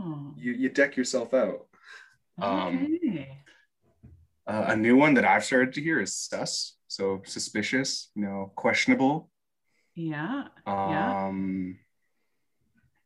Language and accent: English; Victoria, British Columbia, Canada; I'm from Victoria, BC here on the island